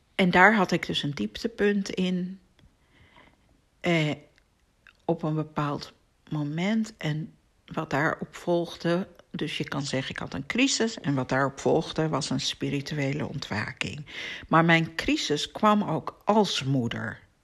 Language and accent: Dutch; Amsterdam, North Holland, Netherlands; in Amsterdam woonde, waar ik ben opgegroeid